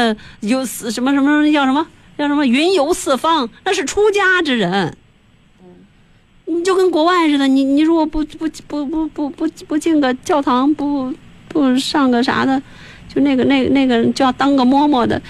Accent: China; 我们中国人都是在这样的轮回当中。

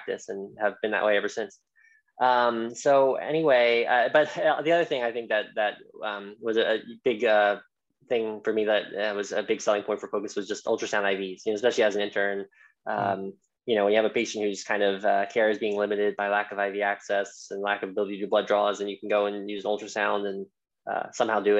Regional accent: Philadelphia, Pennsylvania, United States; moved away as an adult; also born or lived in Pittsburgh; now in Cleveland, United States; I grew up in Philadelphia, then went to Pittsburgh for residency, and I'm currently in Cleveland

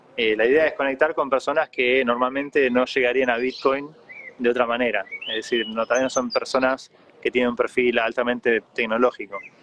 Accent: Argentina

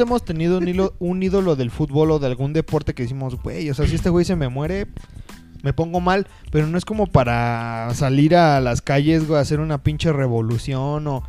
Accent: Mexico; como mexicanos podemos ser

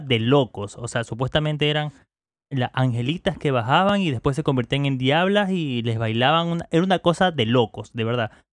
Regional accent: Manta, Manabí, Ecuador; las personas que somos acá de Manta

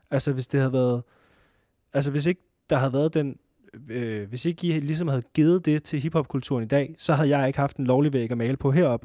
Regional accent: Næstved, Zealand, Denmark; nu kommer vi fra Næstved

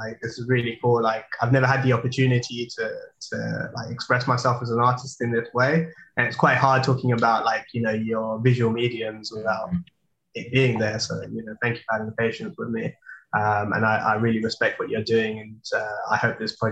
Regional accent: London, United Kingdom; growing up in London

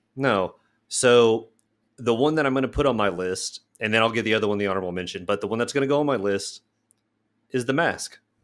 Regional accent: Midwest, United States; as a Midwesterner

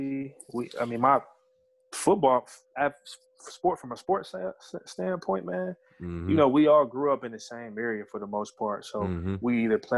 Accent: Cleveland, Ohio, United States; So I grew up in the Glenville. My mom stayed in the Glenville area.

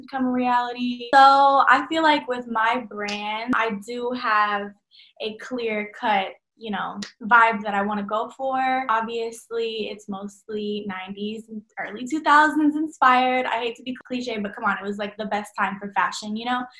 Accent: Dallas, Texas, United States; I'm from Dallas, Texas, born and raised. I'll probably stay here for as long as I can

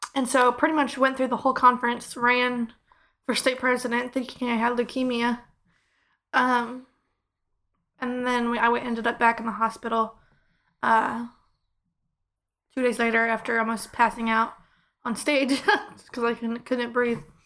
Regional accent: Clever, Missouri, United States; I'm from Clever

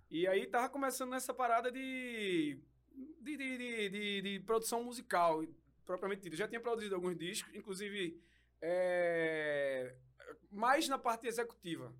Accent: Recife, Pernambuco, Brazil; a gente é de Recife

